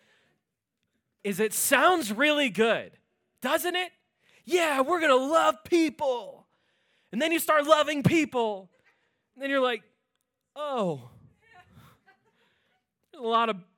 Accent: Pittsburgh, Pennsylvania, United States; moved away; I'm originally from Pittsburgh

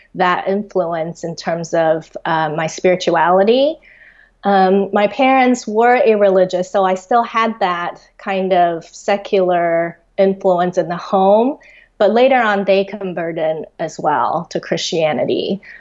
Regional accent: Taiwan; also born or lived in Australia; I was born and raised in Taiwan, but when I was uh, in fourth grade, we actually immigrated to Australia. Um, and then after three years of that, we came back to Taiwan

